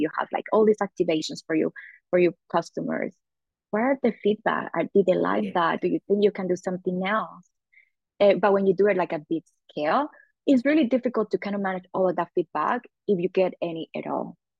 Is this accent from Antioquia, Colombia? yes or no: yes; Medellín, Antioquia, Colombia; moved away as an adult; now in United States; So I'm originally originally from Colombia in South America. I've been living in the United States uh, for almost 13 years